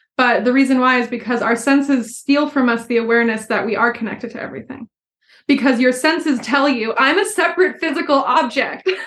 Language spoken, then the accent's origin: English; Philadelphia, Pennsylvania, United States; moved away as an adult; also born or lived in Southern California / Sweden; I grew up outside of Philadelphia in like a suburb right outside the city